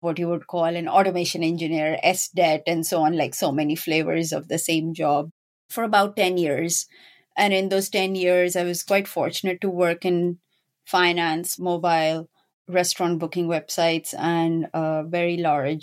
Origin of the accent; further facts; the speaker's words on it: Pakistan; moved away; I'm originally from Pakistan. And when I was growing up in my school, we actually had either biology or computer science as an option